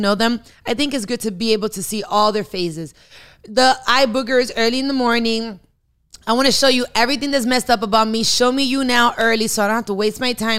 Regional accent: Miami, Florida, United States; I am Dominican born and raised in Miami

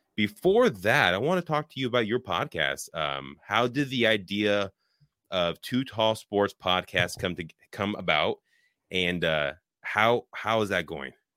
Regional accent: Richmond, California, United States; moved away as an adult; now in Wisconsin, United States; I was born and raised in Richmond, Bay Area

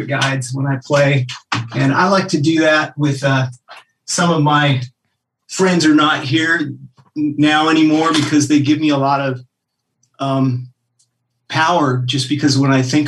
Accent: Anchorage, Alaska, United States; moved away as an adult; also born or lived in Golden, Colorado / Southern California; now in Nashville, United States; I grew up in Anchorage, Alaska

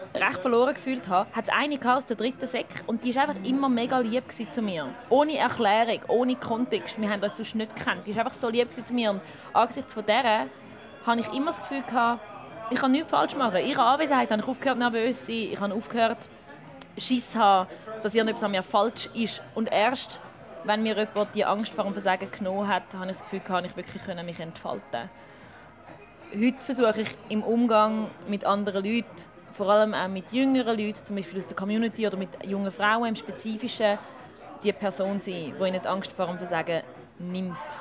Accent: Schaffhausen, Switzerland; ich bin in Schaffhaus aufgewachsen

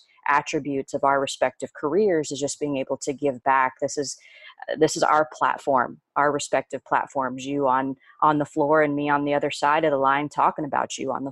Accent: Indiana, United States; moved away; the Indiana Pacers, my home state

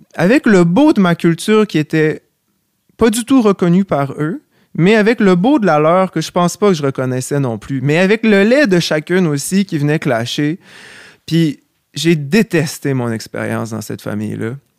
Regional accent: Quebec City, Quebec, Canada; also born or lived in Charlevoix; je viens, de Québec, mais j'ai passé énormément de temps à Charlevoix euh, parce que ma grand-mère vient de là

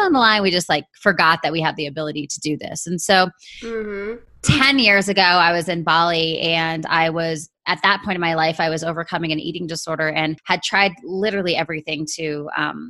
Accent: Vancouver, British Columbia, Canada; moved away as an adult; now in San Diego, United States; I'm originally from Vancouver, Canada. So I'm born and raised in Canada

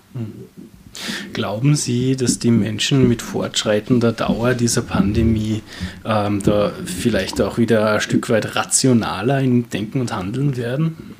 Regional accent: Austria; wir als Österreicher

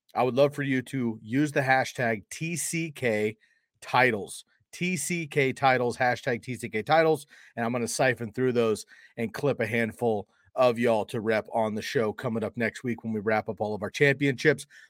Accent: Bay Area, California, United States; moved away as an adult; now in Eugene, Oregon, United States; growing up in California in the Bay Area

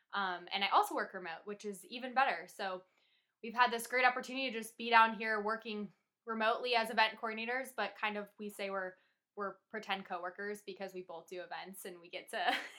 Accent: Los Angeles, California, United States; So I am from Northridge, California, which is basically in LA County, if you're familiar. So I am 28.

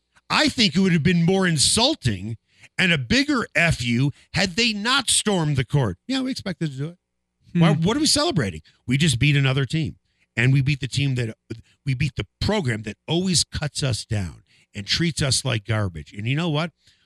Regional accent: Chicago, Illinois, United States; I grew up in Chicago

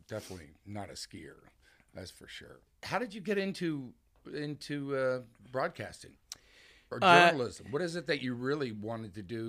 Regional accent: Houston, Texas, United States; moved away; I grew up in Houston

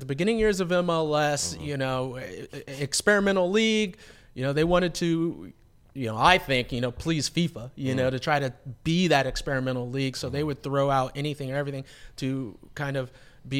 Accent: Los Angeles, California, United States; So, but also the way I like to put it is that I'm an LA kid. I'm from Los Angeles.

